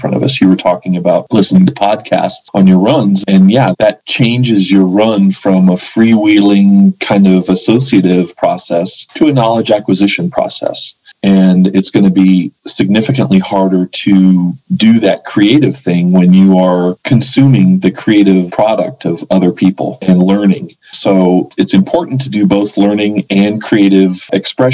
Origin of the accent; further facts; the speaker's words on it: Boulder, Colorado, United States; now in New Mexico, United States; I loved growing up in Boulder.